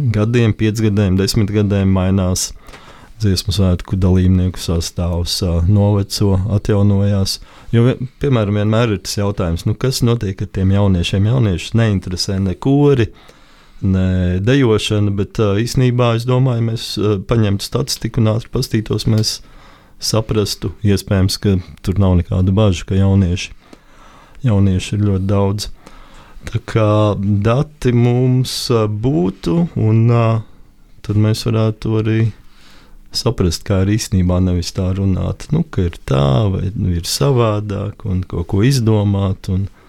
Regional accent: Latvia; visi jau mēs esam latvieši

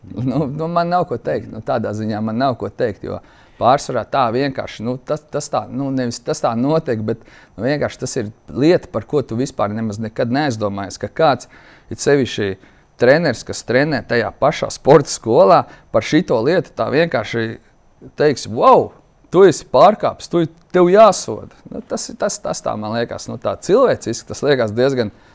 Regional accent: Latvia; Mēs esam latvieši, vienādāk runājuši

